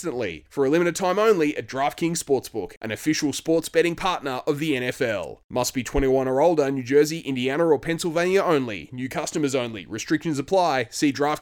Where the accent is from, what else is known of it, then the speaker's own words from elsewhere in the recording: Tasmania, Australia; based in my home state of Tasmania